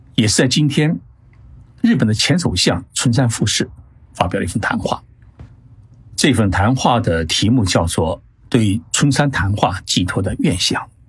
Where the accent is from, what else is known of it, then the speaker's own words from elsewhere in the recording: China; now in Tokyo, Japan; 对于我们中国人来说啊，这一天是我们取得抗日战争胜利的日子